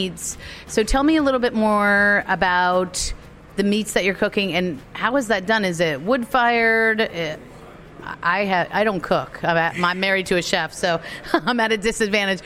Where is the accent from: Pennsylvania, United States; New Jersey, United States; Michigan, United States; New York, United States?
New Jersey, United States; we're both from Jersey. I'm from the North